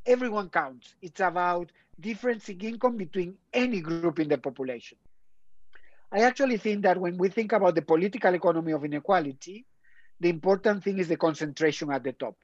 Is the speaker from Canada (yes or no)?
no; Spain; now in Oxford, United Kingdom; I'm from Spain